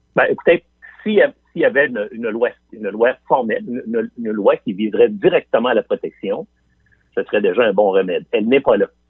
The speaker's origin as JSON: {"language": "French", "town": "Quebec City", "region": "Quebec", "country": "Canada", "tie": "born or raised there", "said": "je viens de Limoilou. Je viens de, je viens de ce qu'on appelle Anglopole à trois coins de rue. Et mes, amis de primaire et de secondaire"}